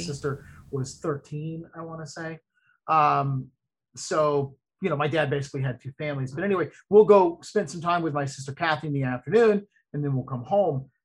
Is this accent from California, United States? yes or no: no; Ocala, Florida, United States; now in Orlando, United States; my hometown where I grew up in Ocala